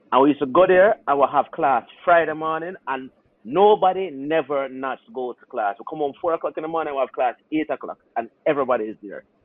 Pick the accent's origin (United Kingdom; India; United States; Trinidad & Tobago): Trinidad & Tobago; a couple of the doctors, are guys that I, I grew up with in Trinidad, Jamaicans.